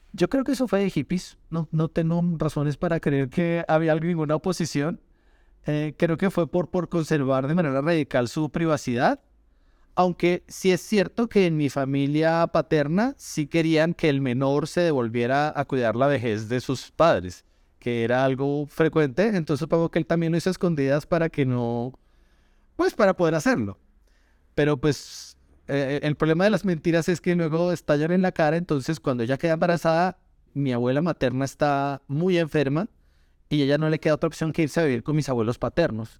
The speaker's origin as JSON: {"language": "Spanish", "region": "Bogotá", "country": "Colombia", "said": "soy colombiano, bogotano"}